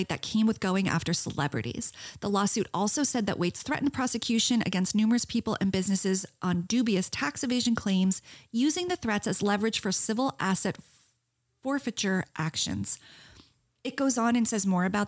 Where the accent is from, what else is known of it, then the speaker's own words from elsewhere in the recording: Princeton, New Jersey, United States; I'm from a college town. I'm from Princeton